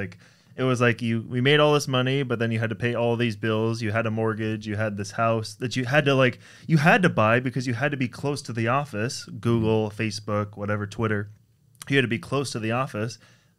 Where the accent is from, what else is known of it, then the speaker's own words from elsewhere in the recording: San Francisco, California, United States; also born or lived in Toronto, Canada; We were from Toronto, so I was born in Toronto. When I was five, we moved to San Francisco.